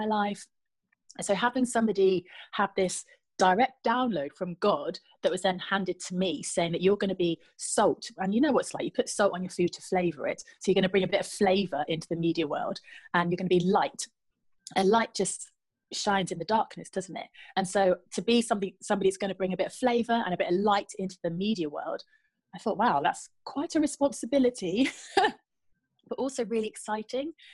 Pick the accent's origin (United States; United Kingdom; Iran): United Kingdom; Trowbridge, South West England; moved away as an adult; also born or lived in Luton; I grew up in the West Country, you're right, in Trowbridge. Born and bred